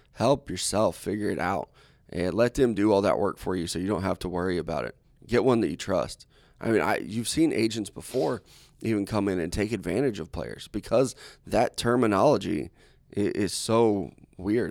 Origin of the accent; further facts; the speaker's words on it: Midwest, United States; I was raised in the Midwest.